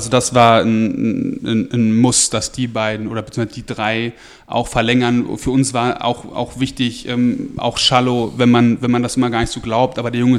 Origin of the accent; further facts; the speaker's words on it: Lower Saxony, Germany; ich komme halt aus Niedersachsen, von so einem, von, vom kleinen Dorf und da gab es halt entweder Angeln oder Fußball